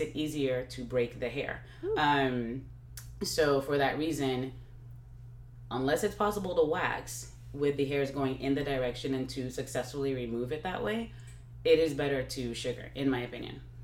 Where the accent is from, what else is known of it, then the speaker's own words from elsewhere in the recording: Nigeria; now in Texas, United States; my background is Nigeria, uh, Nigerian, and I grew up in Nigeria